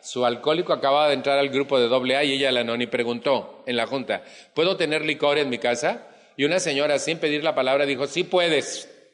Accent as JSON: {"language": "Spanish", "country": "Mexico", "said": "En mi país"}